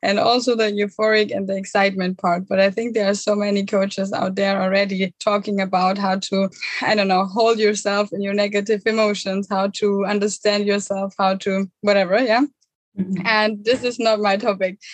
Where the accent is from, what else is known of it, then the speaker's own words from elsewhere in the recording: near Munich, Bavaria, Germany; moved away; I'm originally from Germany, um, from Thousand Germany near Munich.